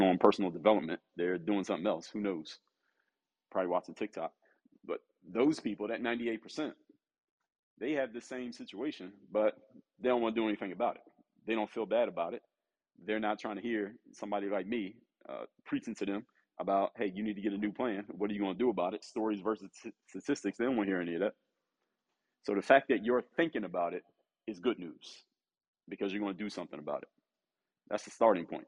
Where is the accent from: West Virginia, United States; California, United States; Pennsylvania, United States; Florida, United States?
Pennsylvania, United States; Philadelphia; the city, my hometown, the city of Philadelphia